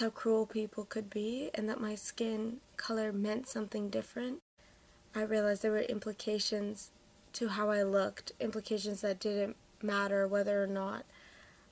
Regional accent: Toronto, Ontario, Canada; I'm from Toronto, Canada

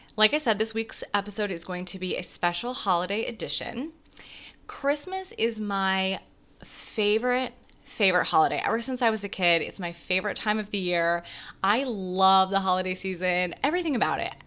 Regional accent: Wisconsin, United States; now in New York City, United States; I grew up in Wisconsin

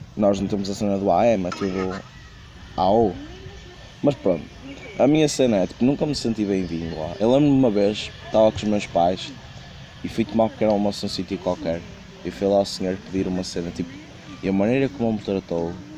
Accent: Porto, Norte, Portugal; eu sou do Porto

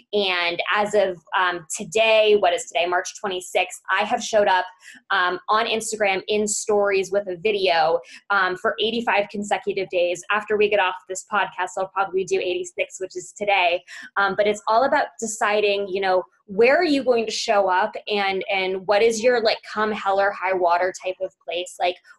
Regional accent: Beverly Hills, California, United States; now in Arizona, United States; which is why I grew up in Beverly Hills, down to Tucson for college, spent a year living in Birmingham, Alabama, and then basically came back to Arizona.

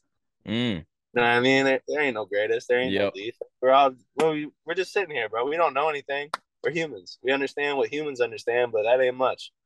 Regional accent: Lorain, Ohio, United States; also born or lived in Cleveland; I grew up in Lorraine, Amherst area.

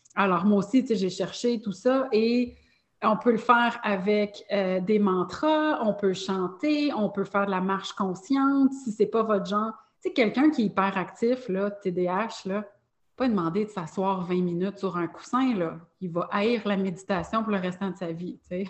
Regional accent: Longueuil, Quebec, Canada; j'ai grandi à Longueuil.

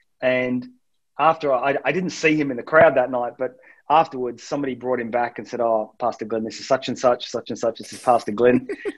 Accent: Manchester, North West England, United Kingdom; It's because it's my people. It's where I'm from. My parents are from South Wales. I was born in Manchester.

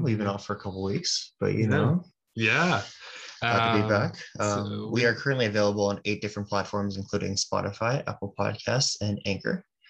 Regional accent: British Columbia, Canada; we're from British Columbia

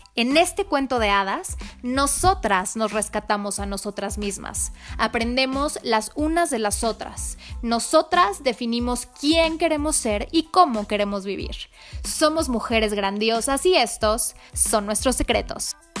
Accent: Mexico City, Mexico; soy mexicana nací en México, en la Ciudad de México

